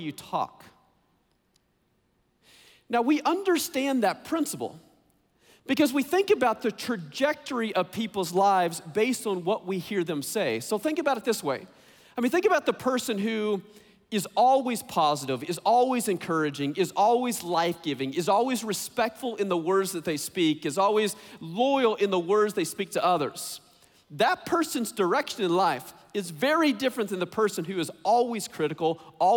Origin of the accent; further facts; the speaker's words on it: Texas, United States; I grew up in Texas